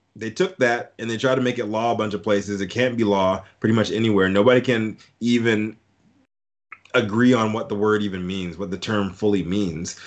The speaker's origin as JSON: {"language": "English", "area": "Fluvanna County, near Charlottesville", "region": "Virginia", "country": "United States", "tie": "born or raised there", "also_born_or_lived": "Fort Belvoir, Virginia / Germany", "said": "back to Virginia, Fluvanna County, Virginia, right outside of, uh, Charlottesville, uh, Virginia"}